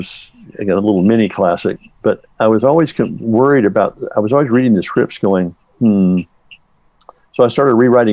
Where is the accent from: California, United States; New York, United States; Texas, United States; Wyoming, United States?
Texas, United States; I grew up in Texas